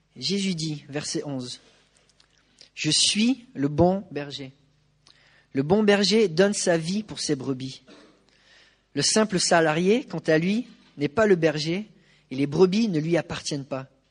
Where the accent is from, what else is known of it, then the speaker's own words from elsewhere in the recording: France; En tant que Français